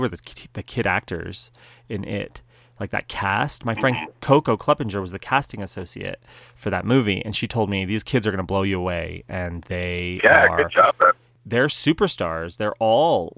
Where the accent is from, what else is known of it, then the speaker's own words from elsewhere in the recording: New Mexico, United States; I'm from New Mexico, and everybody speaks Spanish.